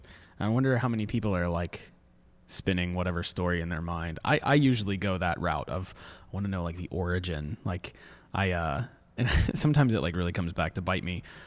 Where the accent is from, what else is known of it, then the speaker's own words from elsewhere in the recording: Orlando, Florida, United States; I mean, growing up in Orlando, you know, I mean, there's any number of natural springs to kind of, you know, pick and choose from